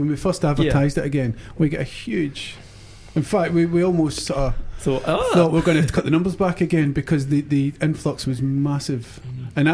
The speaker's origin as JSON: {"language": "English", "town": "Glasgow", "region": "Scotland", "country": "United Kingdom", "tie": "born or raised there", "moved": "yes", "lives_now": "Dunedin, New Zealand", "said": "I grew up in Glasgow, in Glasgow Easter House, so we didn't have Kaylees."}